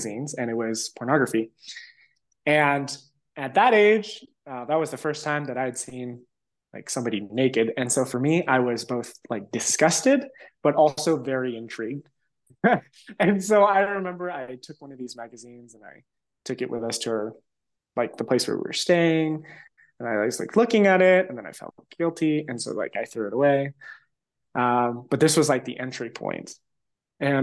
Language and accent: English; Los Angeles, California, United States; also born or lived in San Diego; So I was 13, and my family, right after kind of like the economic crisis in 2006, 2007, we relocated from Los Angeles to San Diego